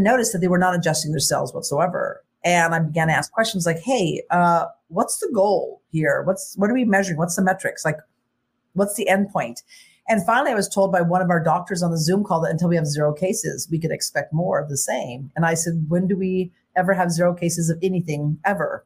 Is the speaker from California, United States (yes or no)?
yes; Nevada City, California, United States; also born or lived in Los Angeles / Utah / Alaska; I'm actually currently right now in my hometown, Nevada City, California. I was raised in this county, Nevada County, California, since I was four.